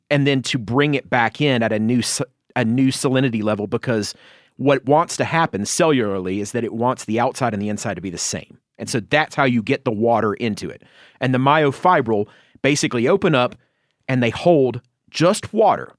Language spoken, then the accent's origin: English; Georgia, United States; my home state of Georgia